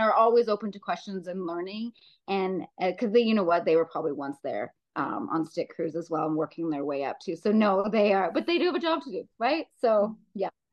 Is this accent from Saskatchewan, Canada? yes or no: yes; Saskatchewan, Canada; moved away as an adult; now in Calgary, Canada; growing up in Saskatchewan